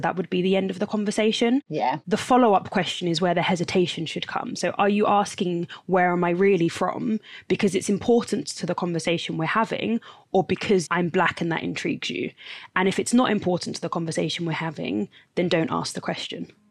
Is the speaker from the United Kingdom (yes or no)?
yes; London, United Kingdom; I'm from London